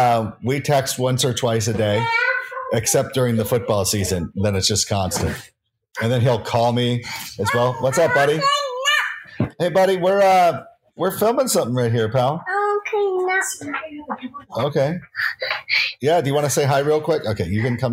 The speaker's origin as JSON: {"language": "English", "area": "Orange County", "region": "California", "country": "United States", "tie": "born or raised there", "moved": "yes"}